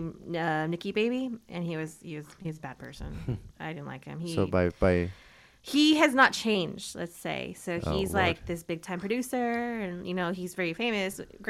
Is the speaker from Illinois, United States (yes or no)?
no; Texas, United States; From Texas, and I'm headstrong.